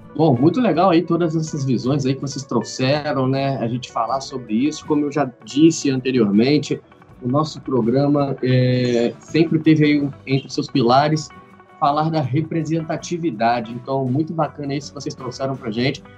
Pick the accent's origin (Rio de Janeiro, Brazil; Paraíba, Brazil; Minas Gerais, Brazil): Rio de Janeiro, Brazil; Três Rios; eu e o Gabriel nós somos da cidade de Três Rios